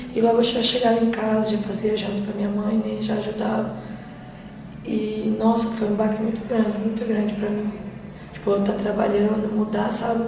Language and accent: Portuguese; Fazenda Rio Grande, Paraná, Brazil; Sou da Fazenda Rio Grande